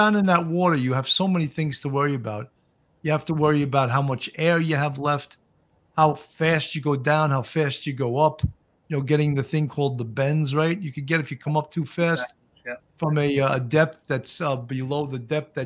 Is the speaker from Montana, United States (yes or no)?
no; Long Island, New York, United States; accent: Long Island tinted New York; I have this Long Island tinted New York accent